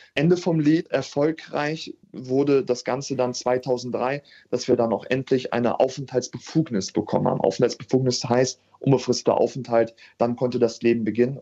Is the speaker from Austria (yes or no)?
no; Hanover, Lower Saxony, Germany; 93 in Hannover geboren zu sein. Mhm. Das heißt, ich bin ein waschechter Hannoveraner